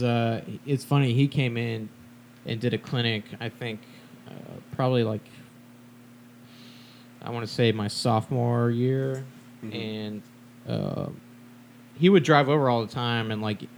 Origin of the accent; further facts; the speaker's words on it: Texas, United States; both of us growing up in Texas